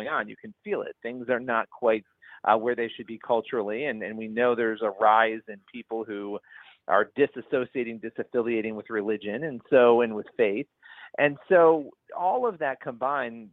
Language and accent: English; Rochester, New York, United States; moved away as an adult; now in New York City area, United States; I grew up in upstate New York, which is in Rochester, New York